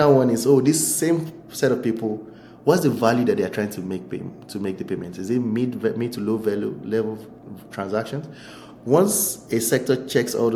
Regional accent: Nigeria; I'm a Nigerian citizen

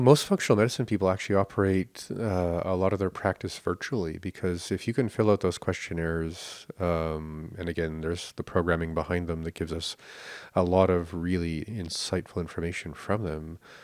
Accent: Canada

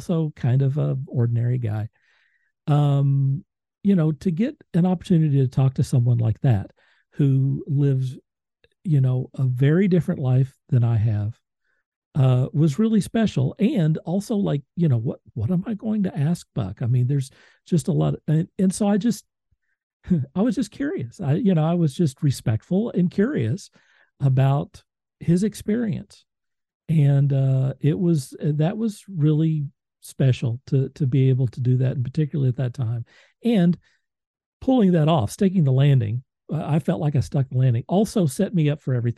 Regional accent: Moore, Oklahoma, United States; I'm from Moore, Oklahoma

